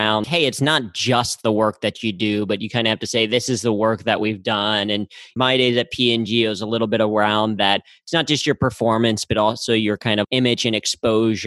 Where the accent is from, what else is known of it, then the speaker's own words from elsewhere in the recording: Cincinnati, Ohio, United States; growing up in Cincinnati